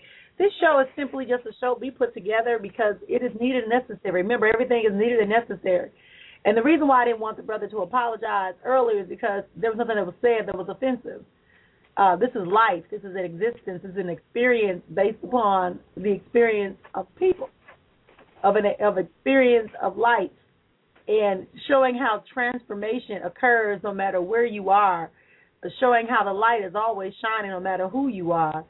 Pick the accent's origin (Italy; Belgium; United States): United States; Milwaukee, Wisconsin; There used to be a radio show here in my hometown of Milwaukee.